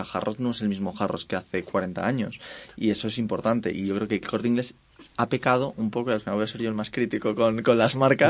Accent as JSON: {"language": "Spanish", "country": "Spain", "said": "nosotros en España"}